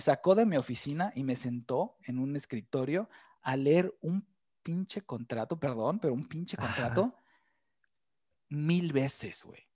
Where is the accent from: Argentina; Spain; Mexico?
Mexico; Mexico City; moved away as an adult; also born or lived in Playa del Carmen, Mexico; now in Germany; me salí de México